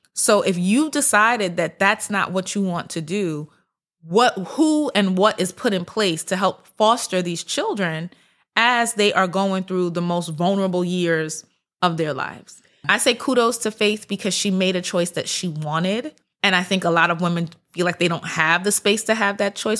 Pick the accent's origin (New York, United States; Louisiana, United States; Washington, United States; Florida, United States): New York, United States; New York City; I'm from Brooklyn. My whole family, we lived in Brooklyn.